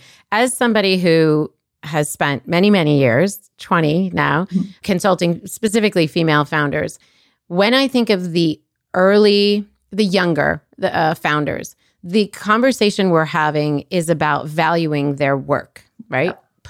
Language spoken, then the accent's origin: English; Colorado, United States; I'm from Colorado too. How have we not made this connection? Colorado, like by way of Egypt, but that's a whole other conversation.